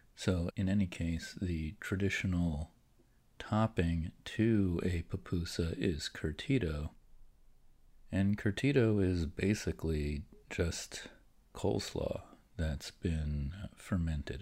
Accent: Philadelphia, Pennsylvania, United States; I'm an East Coast guy. And I'm from the Philadelphia area

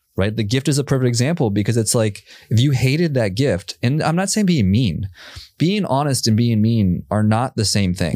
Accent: Minneapolis, Minnesota, United States; now in Austin, United States; I grew up in Minnesota.

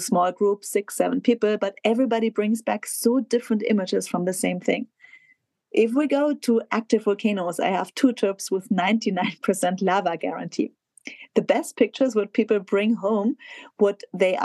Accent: south of Munich, Bavaria, Germany; my hometown south of Munich, home village south of Munich

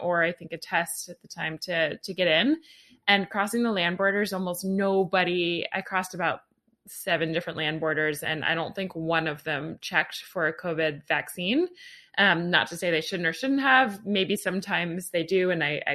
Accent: United States; I'm an American

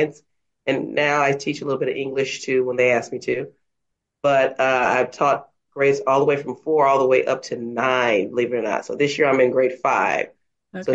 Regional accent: Dallas, Texas, United States; I am a native of Dallas, Texas, and I was born and raised there

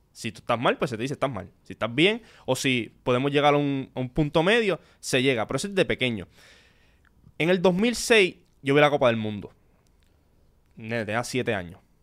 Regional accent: Corozal, Puerto Rico; Yo soy de Corozal

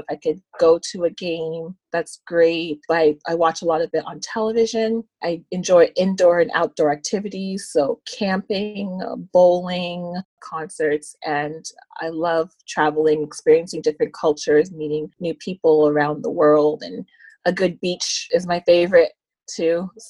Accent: Toronto, Ontario, Canada; I'm from Scarborough, Ontario.

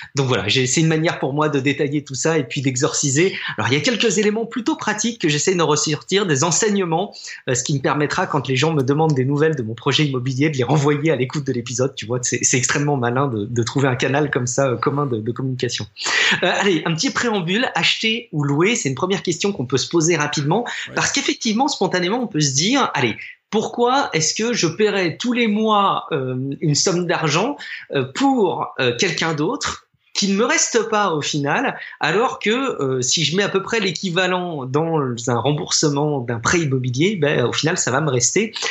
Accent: France; chez nous en France

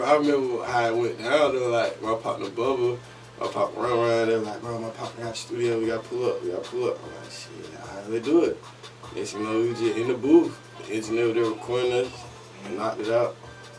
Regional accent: Atlanta, Georgia, United States; I moved to the East Side when I was, like, 6, 7. But I grew up in Atlanta. Like, my family originally from Carver Homes, the West Side, like, Bankhead, Fifth Ward, shit like that, Lakewood, like, but my mom was, she from Miami

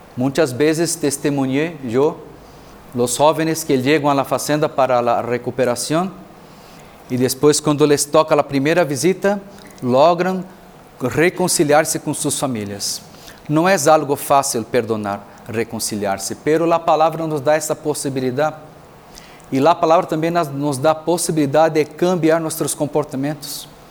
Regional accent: Brazil; moved away as an adult; also born or lived in Mexico; now in Tlajomulco, Mexico; sou de Brasil, sacerdote e missioneiro

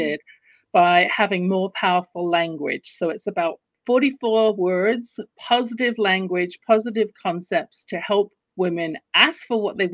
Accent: London, United Kingdom; now in Calgary, Canada; You can tell from my accent, I wasn't born in the US or Canada where I live. I live in Canada, in Calgary, Alberta right now. But I was born in London, England.

